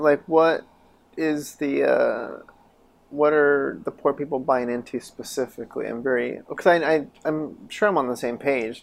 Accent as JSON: {"language": "English", "town": "Chama", "region": "New Mexico", "country": "United States", "tie": "born or raised there", "moved": "yes", "said": "I, I grew up there."}